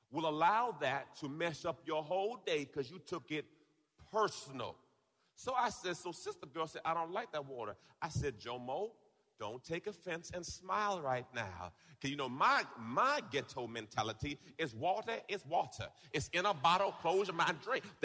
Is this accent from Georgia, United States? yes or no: no; Tampa, Florida, United States; the kickoff is happening right here in my hometown of Tampa Bay.